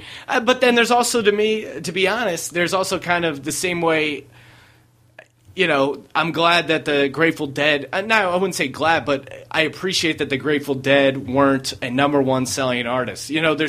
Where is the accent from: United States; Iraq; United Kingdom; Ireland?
United States; New Orleans, Louisiana; Like, New Orleans Saints are going to win the Super Bowl. I'm from New Orleans, but I know it's going to happen.